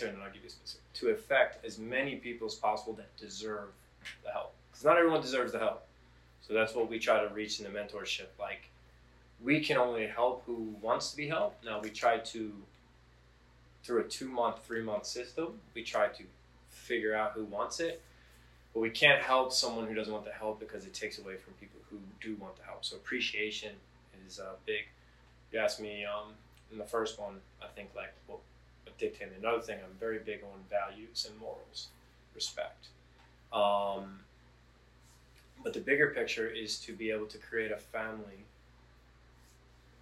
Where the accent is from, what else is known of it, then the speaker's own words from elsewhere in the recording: United States; I was born in America.